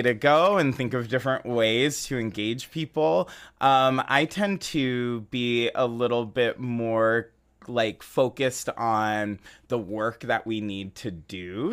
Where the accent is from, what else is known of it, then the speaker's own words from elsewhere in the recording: San Jose, California, United States; now in Chicago, United States; I'm actually originally from San Jose, California